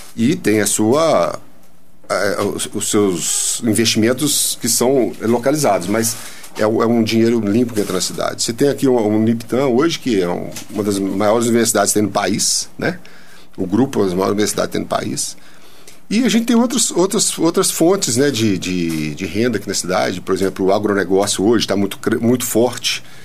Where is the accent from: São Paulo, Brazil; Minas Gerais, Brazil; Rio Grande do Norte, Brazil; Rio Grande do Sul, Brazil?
Minas Gerais, Brazil; São João del-Rei; also born or lived in Belo Horizonte; Eu sou natural de São João, tô fazendo hoje 65 anos.